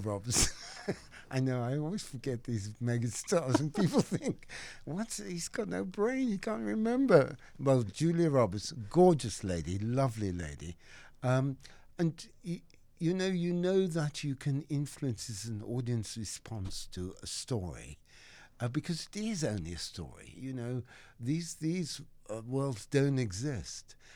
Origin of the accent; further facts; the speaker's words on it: Cape Town, Western Cape, South Africa; moved away as an adult; now in England; I grew up in Saint Philip's in Cape Town, the old Chapel Street, District Six.